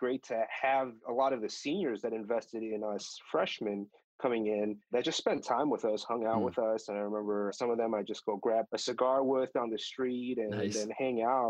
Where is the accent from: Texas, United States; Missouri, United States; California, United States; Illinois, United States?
Illinois, United States; Chicago; I grew up in the Chicago area, but went to a first generation Korean church growing up